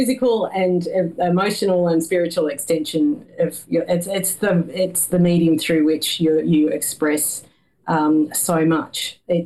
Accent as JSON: {"language": "English", "country": "Australia", "said": "as an Australian"}